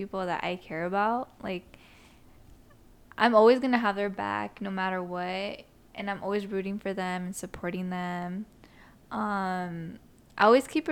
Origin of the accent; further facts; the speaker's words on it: San Francisco, California, United States; also born or lived in East Bay, California; I was pretty much born and raised in the Bay, specifically San Francisco. But I also grew up in the East Bay, but my heart belongs to San Francisco